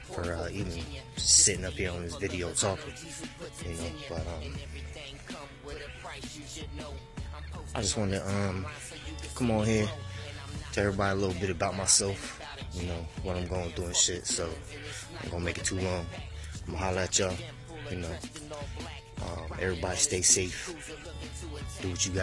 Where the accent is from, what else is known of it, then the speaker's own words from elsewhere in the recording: California, United States; moved away; also born or lived in Pennsylvania / Virginia / Alabama / Georgia; being born and raised in Cali, I've been in the East Coast though for a long time.